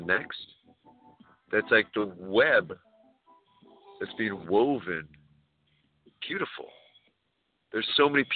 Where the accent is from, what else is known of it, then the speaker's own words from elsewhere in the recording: California, United States; California, we are people from everywhere